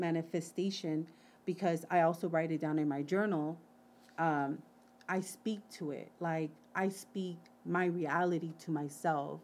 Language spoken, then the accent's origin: English; Wilmington, California, United States; growing up in Wilmington.